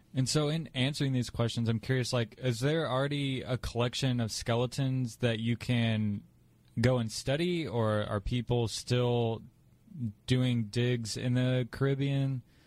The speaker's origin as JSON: {"language": "English", "town": "Indianapolis", "region": "Indiana", "country": "United States", "said": "I am from Indianapolis"}